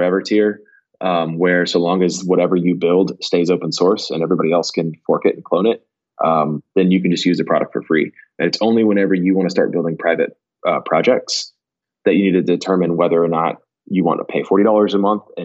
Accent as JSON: {"language": "English", "town": "Houston", "region": "Texas", "country": "United States", "said": "I'm from Houston. I live in Texas"}